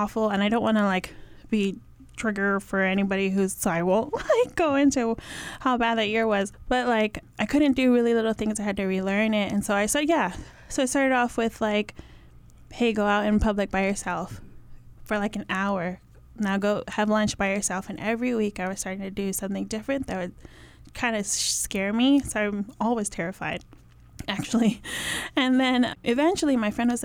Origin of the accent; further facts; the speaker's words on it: Hawaii, United States; I grew up in Hawaii. I'm Samoan